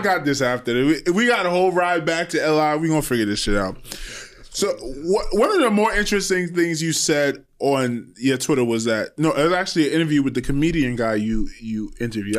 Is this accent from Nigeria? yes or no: no; Trinidad & Tobago; I'm old school from Trinidad